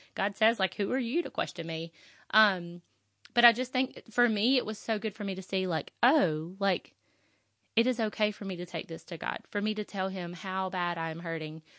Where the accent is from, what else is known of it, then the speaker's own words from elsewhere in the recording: the South, United States; I'm from the South